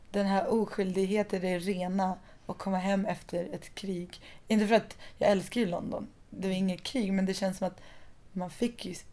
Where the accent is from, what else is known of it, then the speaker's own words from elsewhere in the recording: southern Iran, Iran; Som folk i både Afghanistan och Pakistan och södra Iran där jag kommer ifrån.